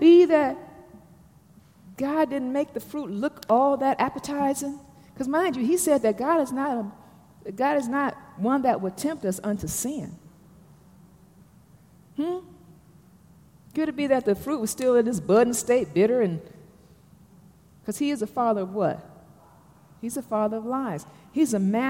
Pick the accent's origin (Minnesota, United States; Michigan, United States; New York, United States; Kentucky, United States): Michigan, United States; Detroit; now in Atlanta, United States; I'm from Detroit